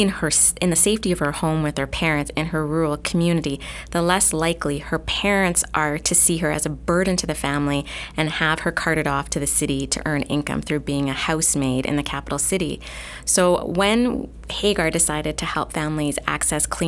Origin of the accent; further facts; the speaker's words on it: Toronto, Ontario, Canada; moved away as an adult; also born or lived in Cambodia; born and raised in the Toronto area